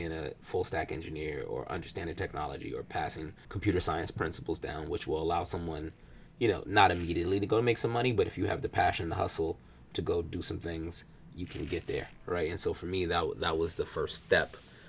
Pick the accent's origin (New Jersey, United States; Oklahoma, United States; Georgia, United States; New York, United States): New York, United States; also born or lived in Alabama / Atlanta; Like, I grew up in New York. I went to school in Alabama, hung out in Atlanta.